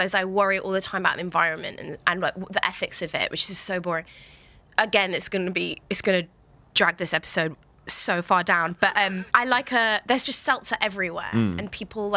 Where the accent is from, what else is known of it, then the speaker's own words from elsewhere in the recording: London, United Kingdom; moved away as an adult; now in New York, United States; growing up in London